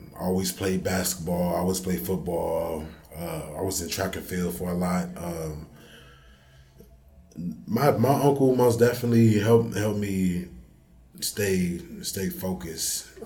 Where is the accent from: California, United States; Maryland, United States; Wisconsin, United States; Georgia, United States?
Wisconsin, United States; Racine; also born or lived in Chicago, Illinois; I'm originally from Chicago, Illinois, but I moved down to Racine when I was six